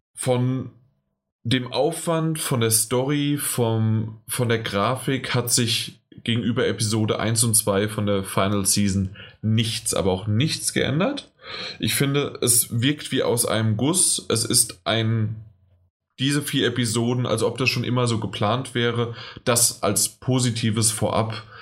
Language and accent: German; near Frankfurt, Hesse, Germany; ich komme ja aus der Nähe von Frankfurt